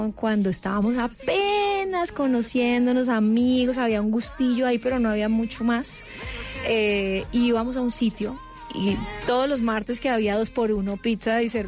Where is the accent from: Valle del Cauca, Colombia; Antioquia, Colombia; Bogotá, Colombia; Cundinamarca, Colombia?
Valle del Cauca, Colombia; Cali; Yo soy de Cali.